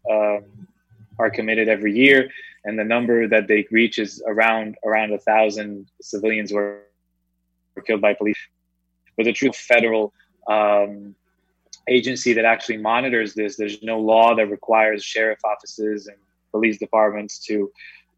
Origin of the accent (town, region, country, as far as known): Israel; moved away as an adult; now in New York, United States